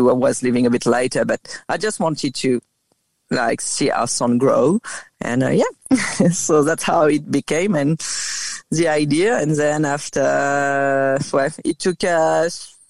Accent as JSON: {"language": "English", "country": "France", "accent": "French", "first_language": "French", "second_language": "English", "moved": "as an adult", "lives_now": "Australia", "said": "I'm from France, 11 years ago, I came as a backpacker for 1 year"}